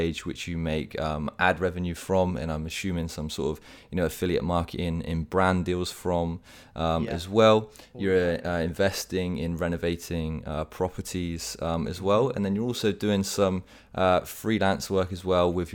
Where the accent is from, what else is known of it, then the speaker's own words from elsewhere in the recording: Bath, South West England, United Kingdom; moved away; when I was back in the UK, we lived right near to each other, sharing that childhood in the city of Bath